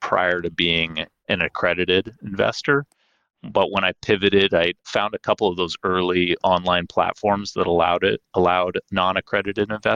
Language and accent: English; Seattle, Washington, United States; I am based in Seattle, Washington, born and raised here